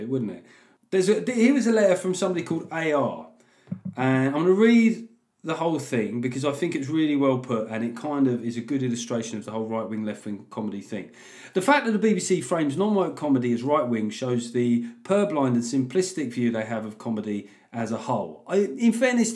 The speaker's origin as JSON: {"language": "English", "country": "United Kingdom", "said": "being British"}